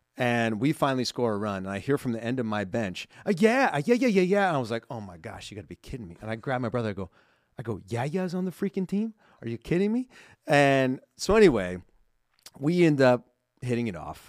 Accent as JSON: {"language": "English", "town": "Simi Valley", "region": "California", "country": "United States", "said": "I'm from Southern California, I live in Southern"}